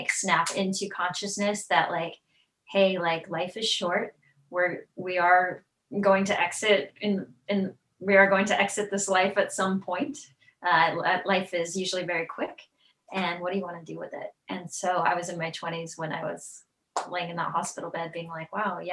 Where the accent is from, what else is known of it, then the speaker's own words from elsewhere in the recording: Tennessee, United States; I'm from Tennessee